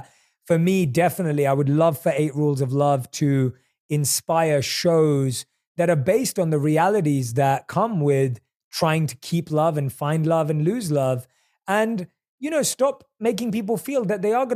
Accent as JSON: {"language": "English", "region": "London", "country": "United Kingdom", "tie": "born or raised there", "also_born_or_lived": "India / New York City", "moved": "as an adult", "lives_now": "Los Angeles, United States", "said": "I was born and raised in London. I lived my monk life in India. I've lived in New York City"}